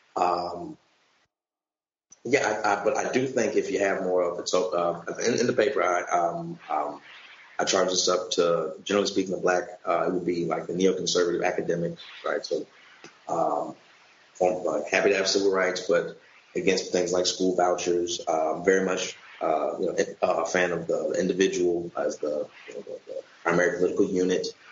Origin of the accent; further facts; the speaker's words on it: St. Louis, Missouri, United States; I'm from St. Louis